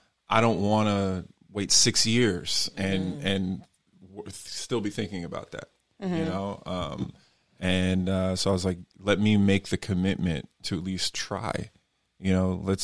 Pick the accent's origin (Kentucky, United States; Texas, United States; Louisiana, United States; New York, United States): New York, United States; I'm from New York